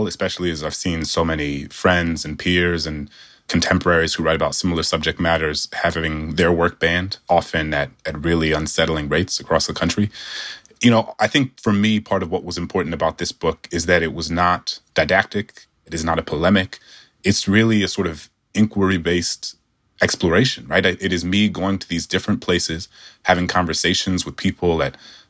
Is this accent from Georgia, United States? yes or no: no; New Orleans, Louisiana, United States; my hometown of New Orleans